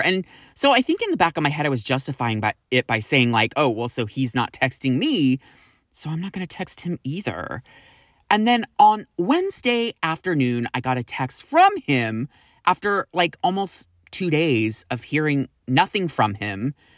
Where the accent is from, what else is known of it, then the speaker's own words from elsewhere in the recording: Sacramento, California, United States; moved away; I am originally from Sacramento